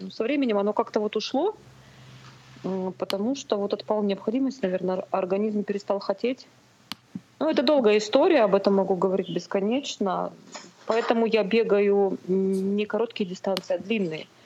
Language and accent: Russian; Far East, Khabarovsk Krai, Russia; now in Novosibirsk, Russia; Да, я с Дальнего Востока, из Хабаровского края. Ну, там небольшой городок под Хабаровском.